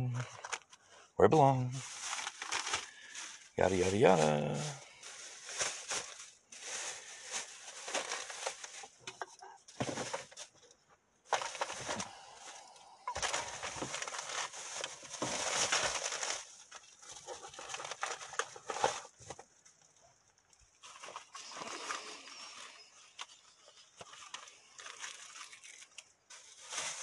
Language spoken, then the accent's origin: English; United States; I am is an American